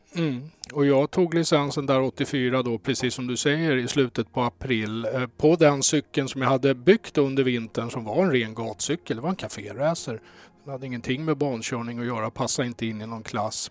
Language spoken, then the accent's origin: Swedish; Stockholm, Stockholm County, Sweden; ursprungligen Söderkis